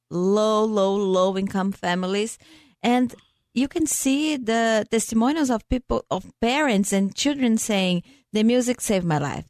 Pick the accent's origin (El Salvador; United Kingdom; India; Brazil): Brazil; moved away; I'm from Brazil